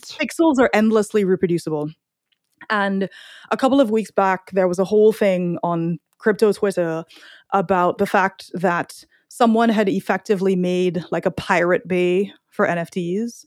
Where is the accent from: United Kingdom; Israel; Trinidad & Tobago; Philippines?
Trinidad & Tobago; now in United States; I'm from Trinidad